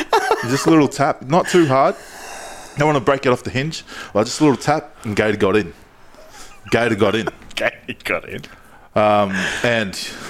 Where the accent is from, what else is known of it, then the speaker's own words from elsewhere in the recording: Goodna, Queensland, Australia; I'm from Goodna. Rough side of town for listeners not from Brisbane or Ipswich.